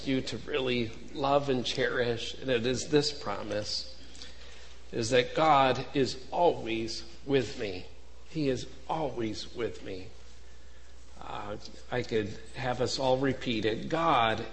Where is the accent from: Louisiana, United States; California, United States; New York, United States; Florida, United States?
New York, United States; Buffalo; I'm from Buffalo